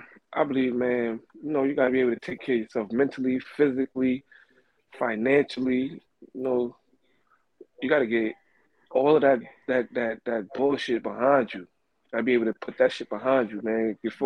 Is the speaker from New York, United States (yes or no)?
yes; New York City, New York, United States; I'm 37, and I'm from Brooklyn, New York.